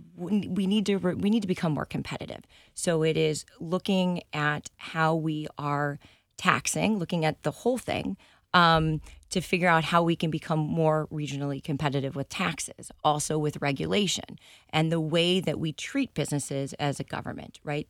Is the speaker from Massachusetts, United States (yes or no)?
yes; South Shore, Massachusetts, United States; also born or lived in San Diego, California; now in Rhode Island, United States; I was, uh, born in San Diego, and then I moved to South Shore, Massachusetts in middle school.